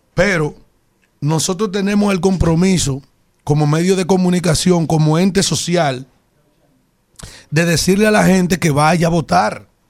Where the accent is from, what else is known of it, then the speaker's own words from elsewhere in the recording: Yaguate, San Cristóbal, Dominican Republic; soy del municipio de Yaguate, que es donde yo nací y me crié